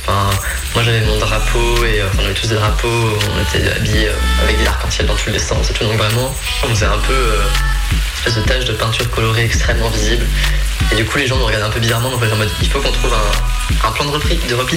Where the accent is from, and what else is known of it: Creuse, Nouvelle-Aquitaine, France